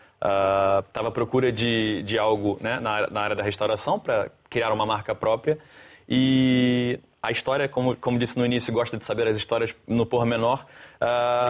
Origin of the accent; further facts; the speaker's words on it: Rio de Janeiro, Brazil; moved away as an adult; now in Lisbon, Portugal; Na verdade, eu sou do Rio de Janeiro